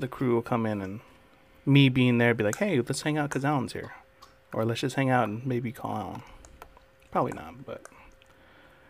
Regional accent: Fresno, California, United States; we're from Fresno and grew up there

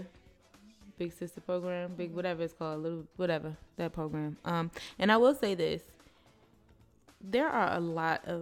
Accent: Baltimore, Maryland, United States; I was raised in the city. I went to school in the city. I'm from Baltimore City

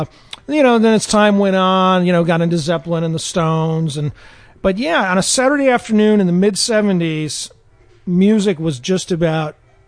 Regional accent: Rochester and Buffalo, New York, United States; also born or lived in Binghamton, New York / San Francisco / Seattle; now in Los Angeles, United States; I grew up around Rochester and Buffalo, New York.

